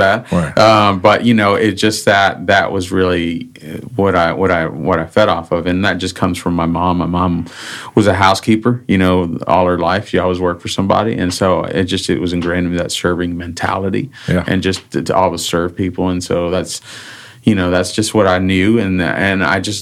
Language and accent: English; Austin, Texas, United States; also born or lived in California / Houston; I went to junior high, high school, and college here